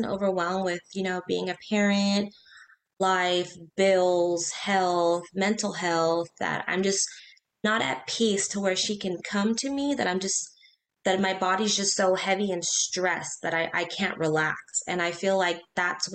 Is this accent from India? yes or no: no; Corpus Christi, Texas, United States; also born or lived in Beaumont, Texas; So we're born and raised in Corpus, moved to Beaumont for work